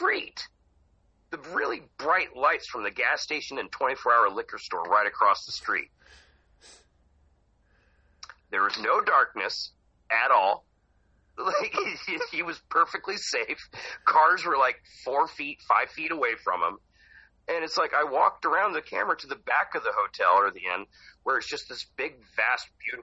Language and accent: English; Hollister, California, United States; moved away as an adult; now in Oregon, United States; I grew up in Hollister, right next to San Jose